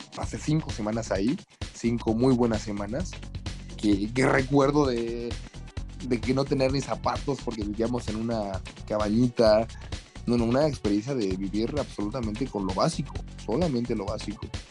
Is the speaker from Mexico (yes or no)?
yes; Mexico; como, como mexicano